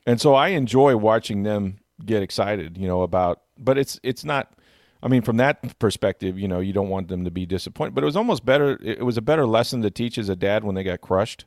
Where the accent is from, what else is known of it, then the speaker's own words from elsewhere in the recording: Tampa, Florida, United States; growing up in Tampa